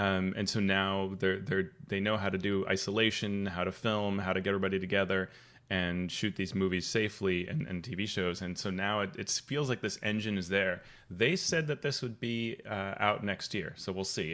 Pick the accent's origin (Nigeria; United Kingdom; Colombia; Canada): Colombia; moved away; I grew up playing in Colombia